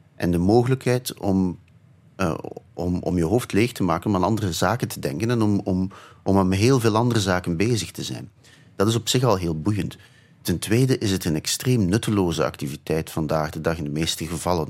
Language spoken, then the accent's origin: Dutch; Flanders, Belgium; also born or lived in Ghent; Ik ben in een soort typische Vlaamse verkavelingswijk opgegroeid